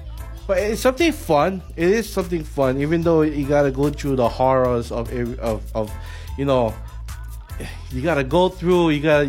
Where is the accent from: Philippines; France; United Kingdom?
Philippines; I'm Filipino. I know these things.